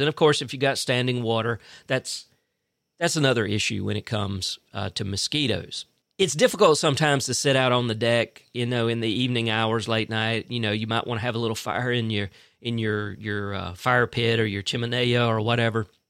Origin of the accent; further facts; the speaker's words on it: Fitzgerald, Georgia, United States; now in Tifton, United States; I'm originally from Fitzgerald. My wife is originally from Cordill, but, uh, you know, we, we both basically grew up in Fitzgerald, Georgia